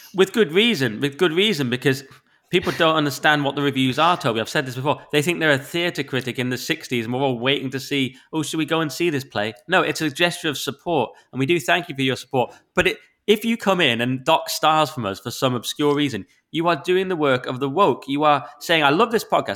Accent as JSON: {"language": "English", "region": "the north of England", "country": "United Kingdom", "accent": "northern", "said": "I've got a northern accent"}